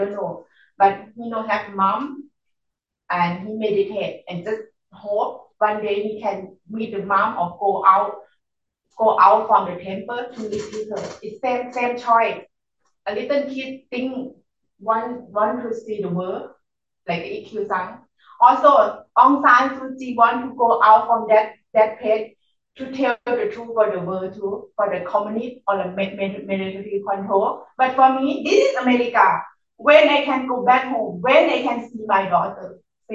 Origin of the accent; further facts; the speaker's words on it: Chiang Mai, Thailand; English is a second language; now in Washington, United States; I'm from Chiang Mai, north of Thailand.